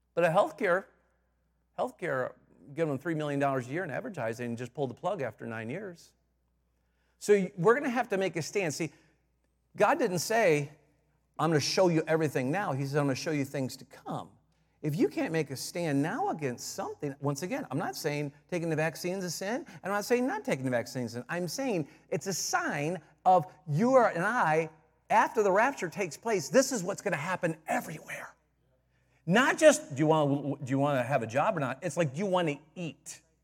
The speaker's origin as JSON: {"language": "English", "town": "Detroit", "region": "Michigan", "country": "United States", "said": "I'm from Detroit"}